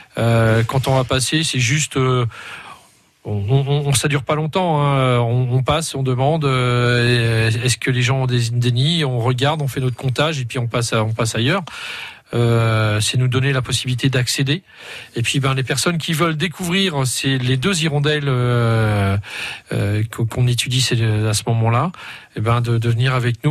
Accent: Culette, Bourgogne-Franche-Comté, France; du côté de chez moi, du côté de Quillettre. Euh, parce que je viens de Culette, et ça j'y tiens.

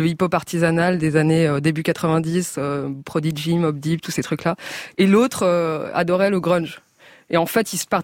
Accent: Maisons-Alfort, Île-de-France, France; Et la j'ai grandi À, près de Créteil, à Maison Alfort.

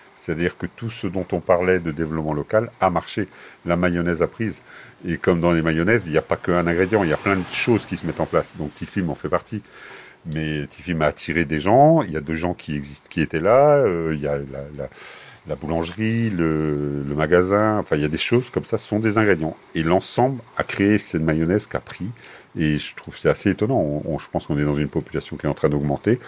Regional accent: Mellionnec, Brittany, France; je suis de Mélionnec. Je suis un paysan. Fondamentalement, je suis un paysan qui a quitté sa terre un temps venu

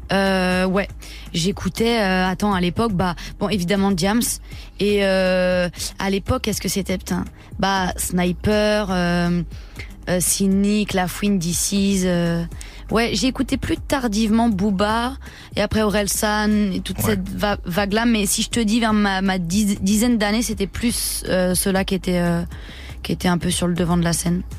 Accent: Le Mée-sur-Seine, Île-de-France, France; je viens du Mai-sur-Seine, dans le 77 en Seine-et-Marne

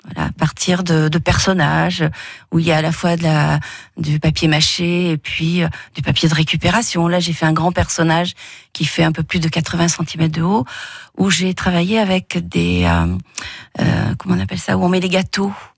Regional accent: Montélimar, Auvergne-Rhône-Alpes, France; now in Valence, France; je suis native de Montélimar et je vis à Valence

